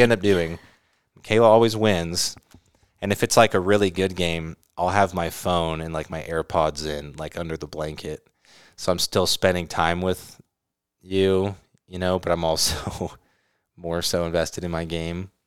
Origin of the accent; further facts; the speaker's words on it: California, United States; moved away; also born or lived in Utah / Arizona; I grew up in California